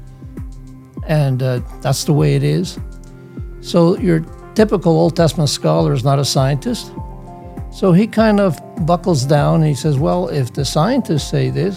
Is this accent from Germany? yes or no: no; Netherlands; moved away; also born or lived in Hamilton, Canada; I was born in the Netherlands in 1946